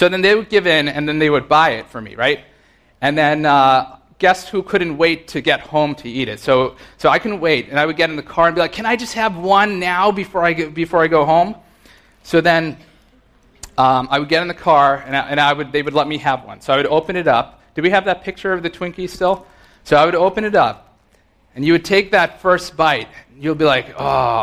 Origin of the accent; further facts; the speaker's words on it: Rockland County, New York, United States; I grew up in Rockland County